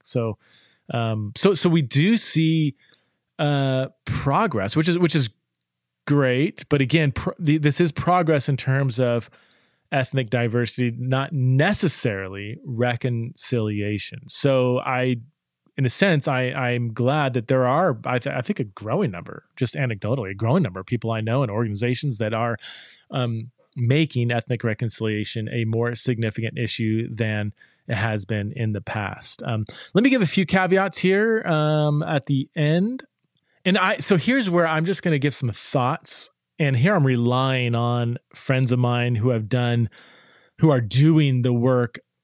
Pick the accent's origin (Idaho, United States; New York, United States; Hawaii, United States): Idaho, United States; Boise; born or raised there